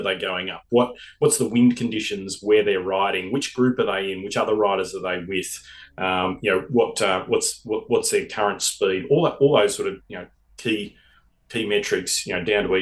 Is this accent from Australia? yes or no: yes; Australia; being an Australian